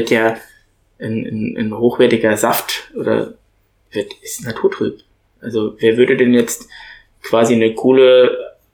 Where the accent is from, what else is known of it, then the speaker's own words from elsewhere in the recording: Bad Dürkheim, Rhineland-Palatinate, Germany; Wir kommen ja beide aus Bad Dürkheim.